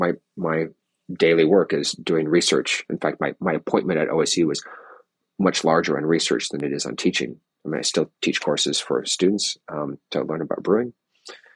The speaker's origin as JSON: {"language": "English", "region": "California", "country": "United States", "tie": "born or raised there", "moved": "yes", "said": "I grew up in California"}